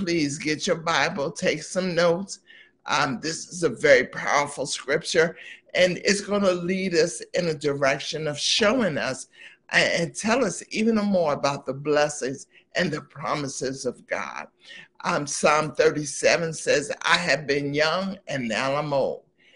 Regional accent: East Coast, United States; I'm from the East Coast

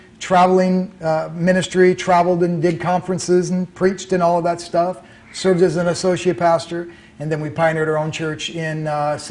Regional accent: Hampton, Iowa, United States; also born or lived in Tulsa, Oklahoma; now in Mason City, United States; I was born in Hampton, Iowa, which is a small town

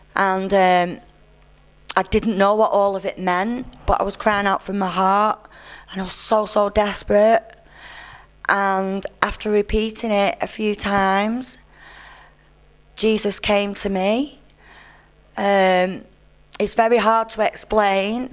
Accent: Burnley, North West England, United Kingdom; I'm from Burnley in Lancashire

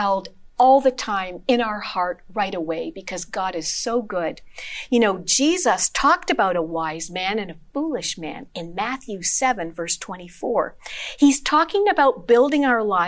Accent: Sudbury, Ontario, Canada; I grew up in Sudbury as a little girl

